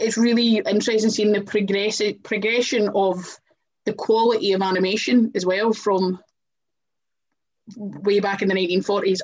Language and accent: English; Scotland, United Kingdom; we're Scottish